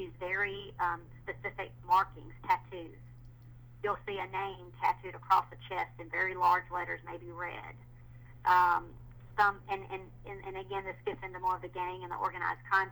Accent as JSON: {"language": "English", "region": "the South", "country": "United States", "said": "I'm from the South"}